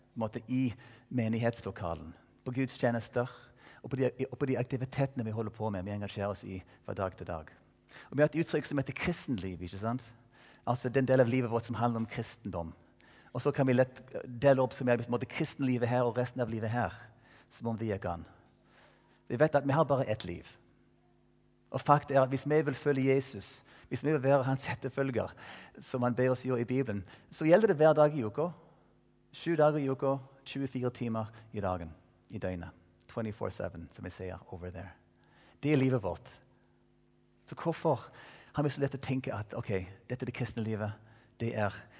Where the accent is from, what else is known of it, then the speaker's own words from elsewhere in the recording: Colorado, United States; Norwegian is a second language; moved away as an adult; now in Stavanger, Norway; være der borte i Colorado, der jeg vokste opp